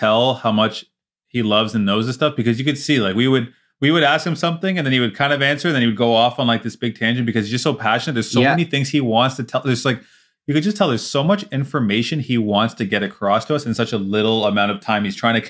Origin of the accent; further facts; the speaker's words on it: Canada; We're Canadian. We're the nicest people around.